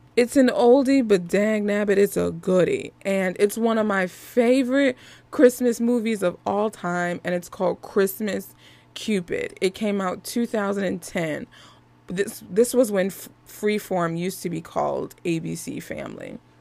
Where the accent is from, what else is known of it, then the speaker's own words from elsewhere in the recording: Philadelphia, Pennsylvania, United States; I'm from Philly